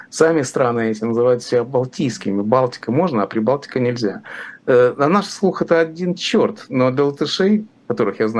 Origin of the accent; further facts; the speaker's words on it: Riga, Latvia; Там очень много русскоязычных, и очень много моих друзей, конечно, там. Я же из Риги.